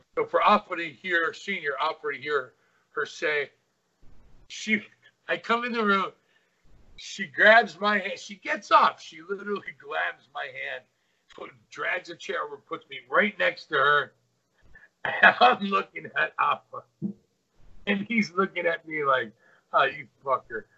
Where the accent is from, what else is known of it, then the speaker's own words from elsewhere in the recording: Hawaii, United States; I'm from Hawaii.